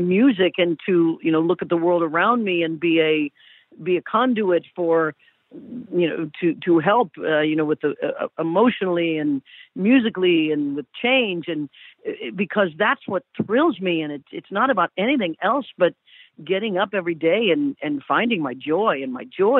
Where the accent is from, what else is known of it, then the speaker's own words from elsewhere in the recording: Kansas, United States; now in California, United States; I come from Kansas and live in California now